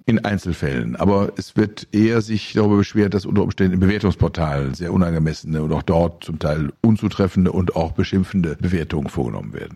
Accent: Germany; bei uns in Deutschland

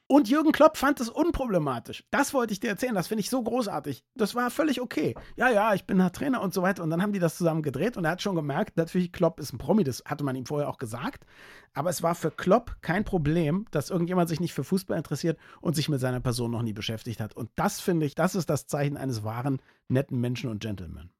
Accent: Berlin, Germany; Ich als nicht sportbegeisterter Berliner

